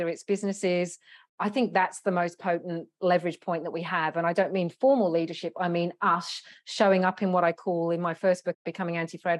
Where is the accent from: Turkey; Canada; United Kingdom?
United Kingdom; London; now in Australia; I'm originally from London in the UK.